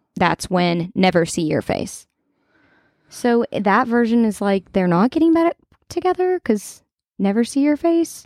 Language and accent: English; Kentucky, United States; I'm from Kentucky